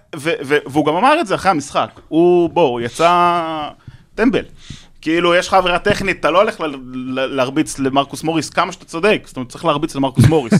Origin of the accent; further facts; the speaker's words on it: Jerusalem, Jerusalem District, Israel; אני ירושלמי והייתי, עוד הפועל ירושלים, גדלתי במלחה